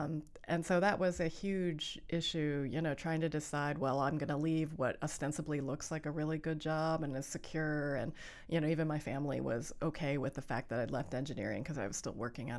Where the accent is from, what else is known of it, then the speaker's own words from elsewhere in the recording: Allentown, Pennsylvania, United States; because I was from Allentown, Pennsylvania, and we were the only Asian family in town.